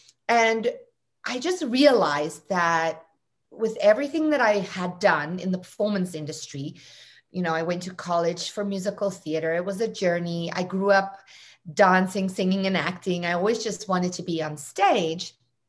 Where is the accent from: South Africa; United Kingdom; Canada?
South Africa; I don't think it's so much South Africa as it is my family, my home, my parents. Look, South Africa is wa